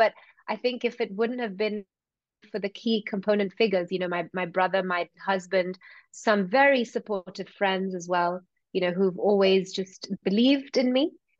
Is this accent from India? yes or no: yes; India; It has played a big role in my life, especially as an Indian girl.